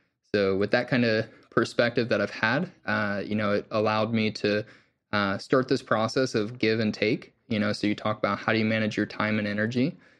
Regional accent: Southeast, United States; I grew up in the Bible Belt of the Southeast United States, but I personally was not necessarily, you know, religious growing up.

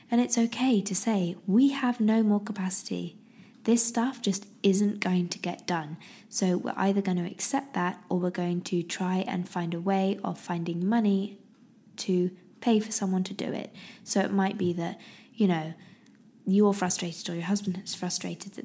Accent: United Kingdom; I'm very British, very, very British.

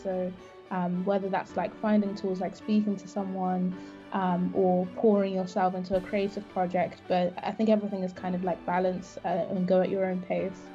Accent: Zimbabwe; now in United Kingdom; I actually I'm from Zimbabwe

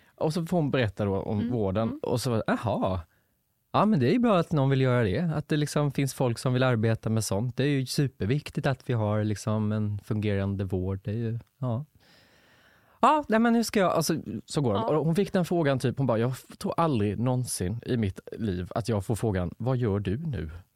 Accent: Lanna, Jönköping County, Sweden; now in Stockholm, Sweden; Jag kommer inte ens från Värnamo, jag kommer från Lanna, en by utanför där det bor typ 400 invånare

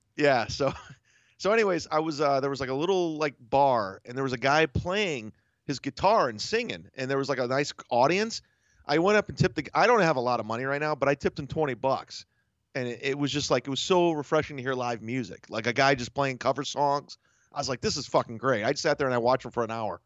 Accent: Ohio, United States; moved away; I'm originally from Ohio, state of Ohio

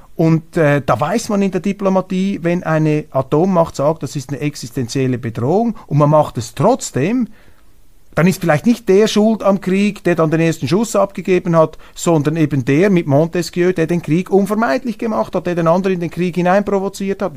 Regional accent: Switzerland; Ich bin stolzer Schweizer um 25 Prozent, stolzer Deutscher

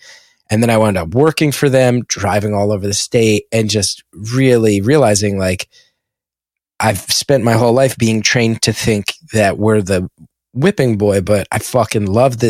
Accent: Essex County, New Jersey, United States; Growing up in Essex County, I've never heard of a Panzerotti

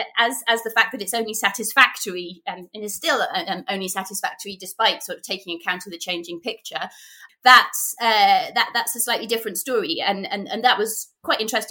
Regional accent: United Kingdom; being British

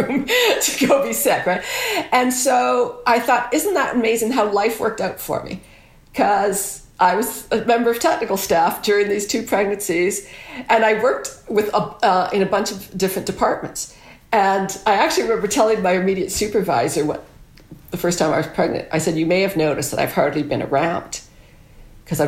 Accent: Guelph, Ontario, Canada; moved away as an adult; I came all the way home to Guelph, my hometown

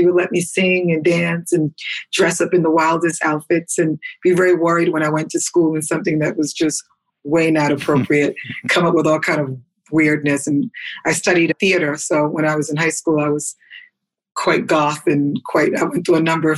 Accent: New York City, New York, United States; growing up in the Bronx.

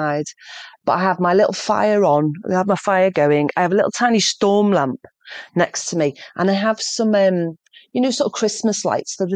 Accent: Liverpool, North West England, United Kingdom; I'm from Liverpool, the posh bit

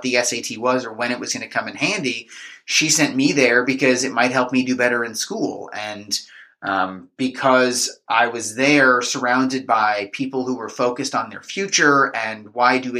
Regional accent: Marlboro, New Jersey, United States; I grew up in Marlboro.

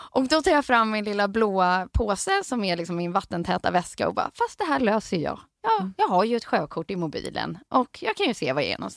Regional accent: Stockholm, Stockholm County, Sweden; jag är en sån stockholman som har tagit mig ut

